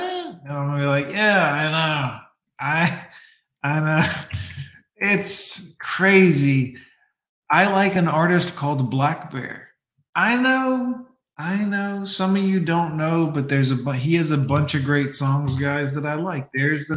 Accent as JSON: {"language": "English", "town": "Fort Lauderdale", "region": "Florida", "country": "United States", "tie": "born or raised there", "also_born_or_lived": "Miami", "said": "I grew up in Fort Lauderdale in Miami in the 90s"}